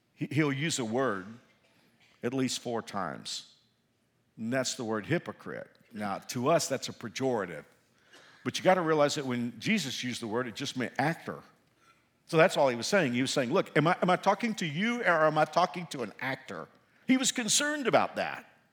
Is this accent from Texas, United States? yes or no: yes; Fort Worth, Texas, United States; moved away; I'm from Fort Worth